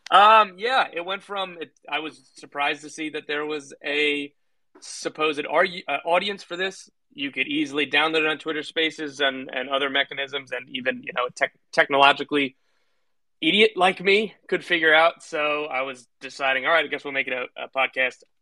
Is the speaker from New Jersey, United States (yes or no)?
yes; New Jersey, United States; I'm from the Jersey Shore, New Jersey.